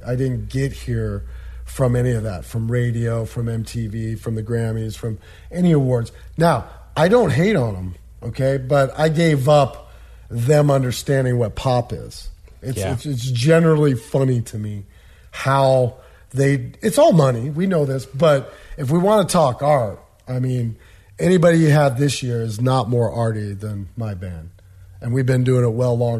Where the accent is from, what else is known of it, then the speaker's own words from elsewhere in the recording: Des Moines, Iowa, United States; I was born and raised in Des Moines, Iowa. I still currently reside there